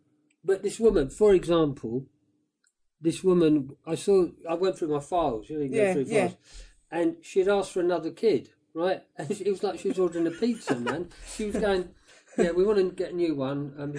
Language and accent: English; Woking, South East England, United Kingdom; moved away as an adult; also born or lived in London; So, but I loved Woking. I still feel like, because I'd moved around a lot with the mad woman, but Woking, I was there from 10 to 18. Yeah. So I feel like Woking is my hometown.